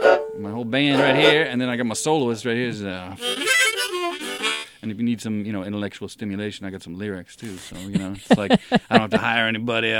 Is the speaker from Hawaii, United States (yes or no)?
yes; Hawaii, United States; moved away; also born or lived in New York; I grew up in Hawaii